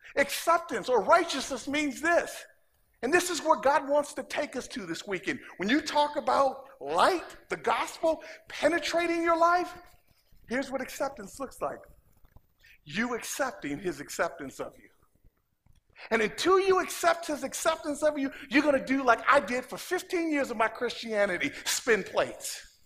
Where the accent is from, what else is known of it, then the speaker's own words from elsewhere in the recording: Inglewood, California, United States; moved away as an adult; also born or lived in Oregon; now in Los Angeles, United States; I'm from Inglewood